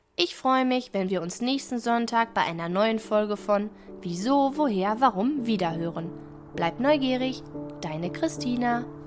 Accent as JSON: {"language": "German", "country": "Germany", "said": "Bei uns in Deutschland"}